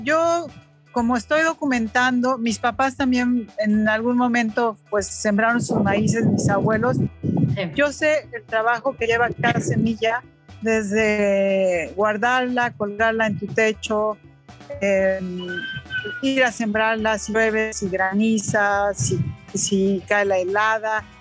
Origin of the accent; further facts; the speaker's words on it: Tlaxcala, Mexico; also born or lived in France; mi pueblo, que es Tlaxcala o mi ciudad